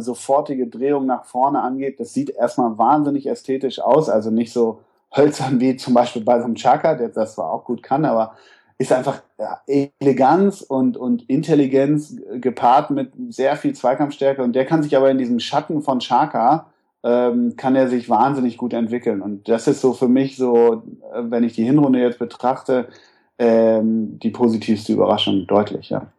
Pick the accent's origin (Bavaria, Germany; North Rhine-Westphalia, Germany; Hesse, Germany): North Rhine-Westphalia, Germany; Münsterland; moved away; Ich komme nämlich ursprünglich aus Westfalen zumindest, aus Münsterland, wo ist eine extreme Schalker Hochburg. Also ich komme aus einem kleinen Kaff